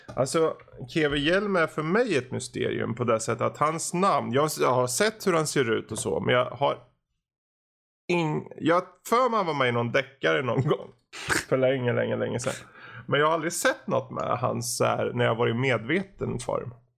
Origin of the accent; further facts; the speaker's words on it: Gothenburg, Västra Götaland, Sweden; Jag är göteborgare